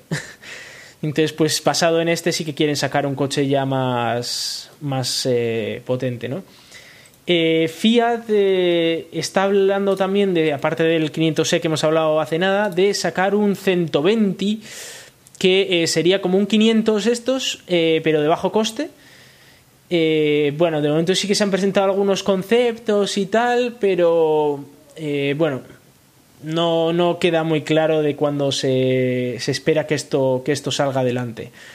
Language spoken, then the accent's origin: Spanish; Galdakao, Basque Country, Spain; Galdacao como el pueblo donde yo nací